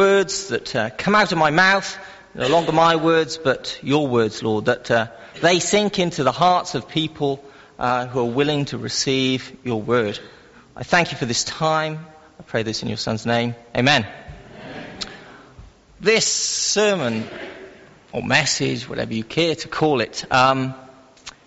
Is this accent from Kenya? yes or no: no; Wales, United Kingdom; I am Welsh